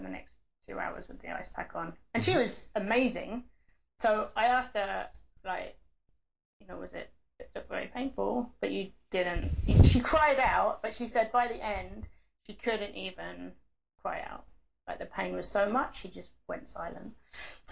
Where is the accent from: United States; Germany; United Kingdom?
United Kingdom; England; I'm English